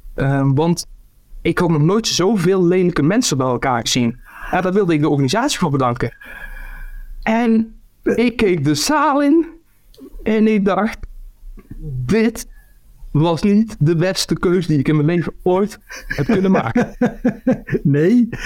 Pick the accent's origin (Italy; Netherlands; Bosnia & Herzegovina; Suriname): Netherlands; near Eindhoven, North Brabant; moved away; also born or lived in Ghent, Belgium; in Eindhoven, in de buurt waar ik vandaan kom